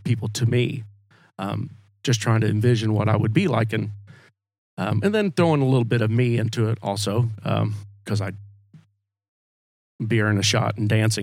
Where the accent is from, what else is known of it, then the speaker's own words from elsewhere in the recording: Oklahoma, United States; also born or lived in Stillwater, Oklahoma / Alva, Oklahoma / Waukomis, Oklahoma; I was born in Stillwater. My folks, my dad worked for the USDA, so we moved around Oklahoma